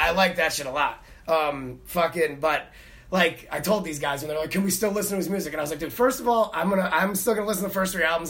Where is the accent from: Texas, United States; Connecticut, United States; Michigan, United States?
Connecticut, United States; I grew up in Connecticut. I lived in Connecticut at the time.